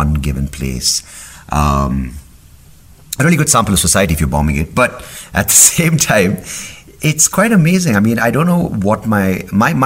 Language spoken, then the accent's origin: English; India; being an Indian living in Bangalore in 2019